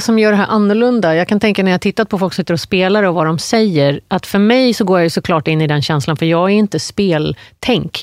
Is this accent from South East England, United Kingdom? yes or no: yes; Surrey, South East England, United Kingdom; now in Sweden; jag kommer från Surrey, sydvästra London